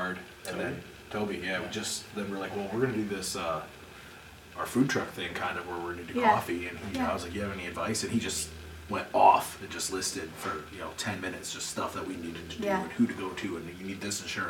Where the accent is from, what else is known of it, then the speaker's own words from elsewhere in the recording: Battle Creek, Michigan, United States; we just like we're from Battle Creek, we go to school here